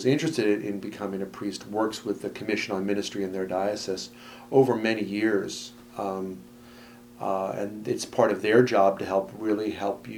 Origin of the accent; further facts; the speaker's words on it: Haddonfield, New Jersey, United States; also born or lived in Philadelphia, Pennsylvania / West Collingswood, New Jersey; when I was about six, I was in first grade, I remember, we moved to Haddonfield, New Jersey